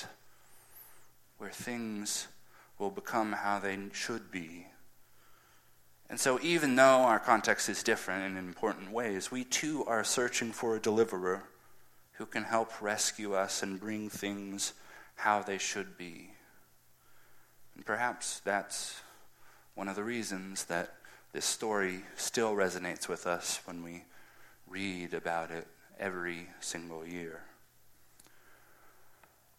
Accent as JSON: {"language": "English", "country": "United States", "said": "as the American culture"}